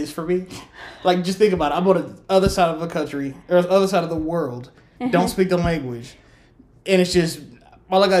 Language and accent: English; United States; I'm still American